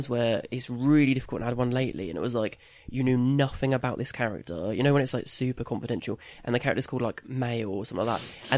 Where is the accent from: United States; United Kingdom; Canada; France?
United Kingdom; Colchester, East of England; I grew up in Colchester, and the next town up is Ipswich